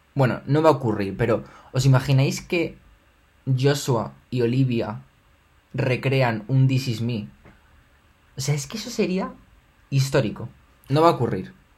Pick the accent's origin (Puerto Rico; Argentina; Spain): Spain; me siento español